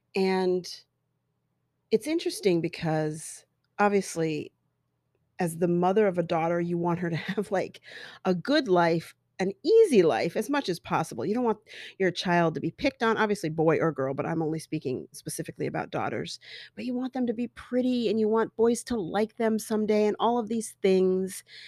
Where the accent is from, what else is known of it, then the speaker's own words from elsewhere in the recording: Colorado, United States; growing up in Colorado with all these white kids